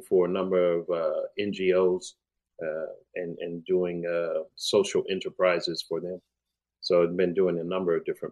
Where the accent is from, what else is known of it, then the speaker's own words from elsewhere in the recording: New York, United States; moved away as an adult; now in Australia; I was growing up in New York